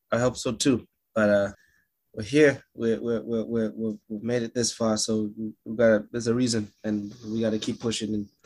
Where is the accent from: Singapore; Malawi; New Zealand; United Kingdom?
Malawi; No, I'm I'm from uh, a country called Malawi. Uh, M A L A W I is the spelling.